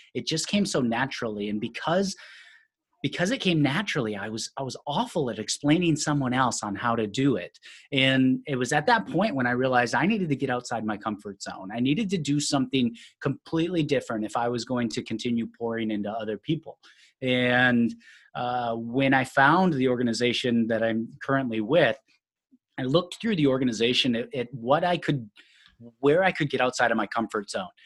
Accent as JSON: {"language": "English", "region": "Minnesota", "country": "United States", "tie": "born or raised there", "moved": "as an adult", "lives_now": "Sacramento, United States", "said": "I grew up in Minnesota."}